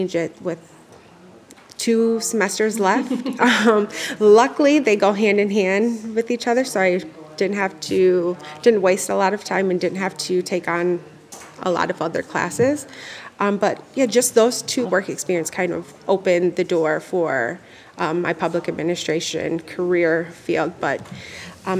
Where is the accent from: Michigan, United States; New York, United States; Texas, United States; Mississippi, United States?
Michigan, United States; Albion; coming from here, being born and raised, and then having the opportunity to return back to serve my hometown community